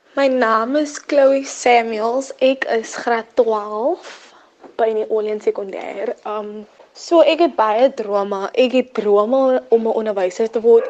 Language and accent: Afrikaans; Paarl, Western Cape, South Africa; ek is afkomstig van Chicago in die Parel